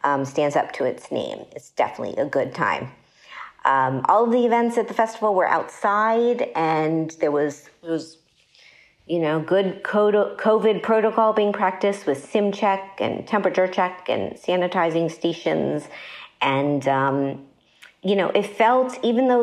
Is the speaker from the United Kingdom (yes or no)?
no; Miami, Florida, United States; moved away; Miami's my hometown, so I usually go down for it